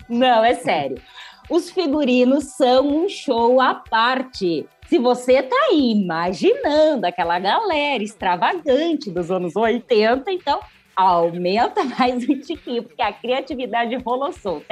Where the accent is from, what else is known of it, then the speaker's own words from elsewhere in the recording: Brazil; now in São Paulo, Brazil; minha terra natal